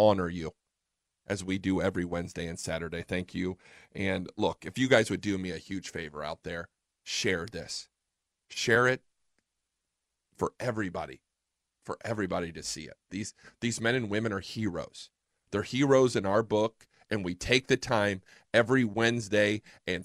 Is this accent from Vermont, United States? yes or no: no; Fort Wayne, Indiana, United States; now in Fort Worth, United States; I'm from Fort Wayne, Indiana.